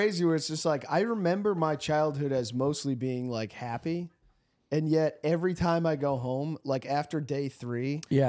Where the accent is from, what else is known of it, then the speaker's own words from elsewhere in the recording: East Coast, United States; we grew up on the East Coast